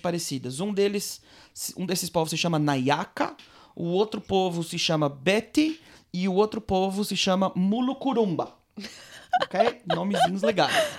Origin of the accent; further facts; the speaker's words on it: Blumenau, Santa Catarina, Brazil; now in Nof HaGalil, Israel; eu sou brasileiro, nascido e criado em Blumenau, Santa Catarina